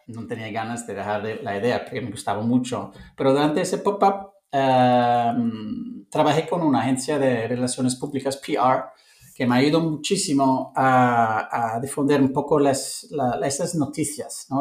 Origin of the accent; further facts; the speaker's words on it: London, United Kingdom; Spanish is a second language; moved away as an adult; also born or lived in Cape Town, South Africa / Montenegro / Italy / Lisbon, Portugal; now in Barcelona, Spain; soy de Londres